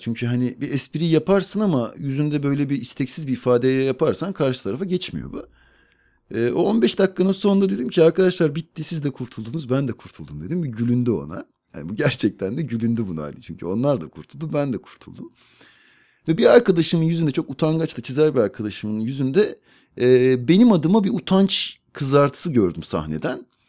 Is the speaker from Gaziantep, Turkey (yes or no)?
no; Ankara, Turkey; ben med- demet evlerde doğdum